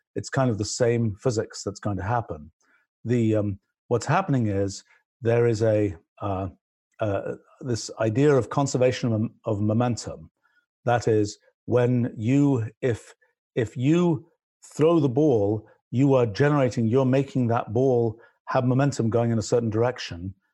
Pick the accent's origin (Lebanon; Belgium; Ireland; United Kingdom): United Kingdom; England; accent: British; moved away; I grew up in England